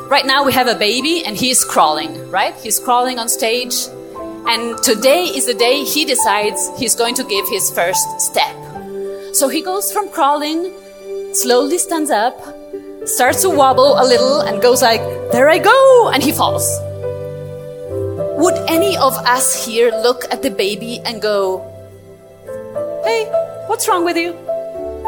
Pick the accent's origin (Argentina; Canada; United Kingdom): Argentina; moved away as an adult; now in Europe; I was born and raised in Argentina, South America, and 2 years ago I moved to Europe with my family